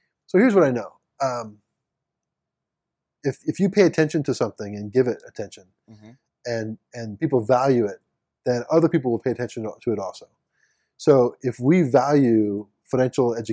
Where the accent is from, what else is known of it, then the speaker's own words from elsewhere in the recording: St. Louis, Missouri, United States; I'm a St. Louis guy, so I'm from St. Louis